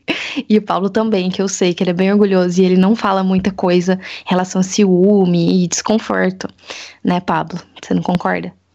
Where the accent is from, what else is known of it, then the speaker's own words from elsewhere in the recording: Assis, São Paulo, Brazil; eu sou daqui de Assis, faço faculdade aqui